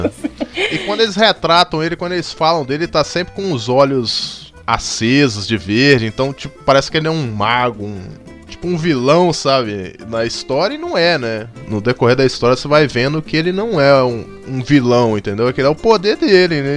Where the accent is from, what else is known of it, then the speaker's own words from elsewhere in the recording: Minas Gerais, Brazil; o interior de Minas Gerais aqui, que eu sou mineiro